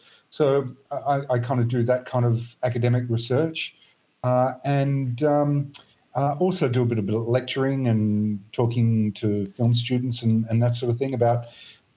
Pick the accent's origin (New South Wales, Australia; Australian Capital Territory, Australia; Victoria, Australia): New South Wales, Australia; Sydney; now in Perth, Australia; I come from Sydney